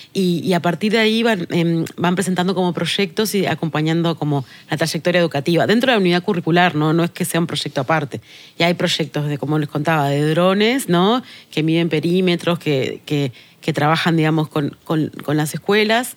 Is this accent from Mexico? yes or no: no; Tacuarembó, Uruguay; soy del interior. Yo soy eh, de Tacuarembó, siempre lo digo, y, y, y, no solo soy de Tacuarembó